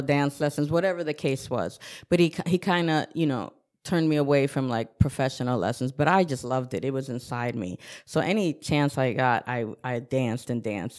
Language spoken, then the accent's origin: English; Newburgh, New York, United States; also born or lived in Bronx, New York; I grew up in the city of Newburgh on Bayview Terrace with the view of the Hudson River